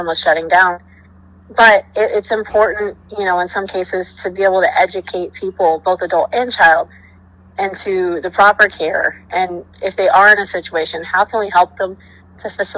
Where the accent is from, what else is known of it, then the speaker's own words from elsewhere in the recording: Texas, United States; now in Wellington, United States; I grew up in Texas around horses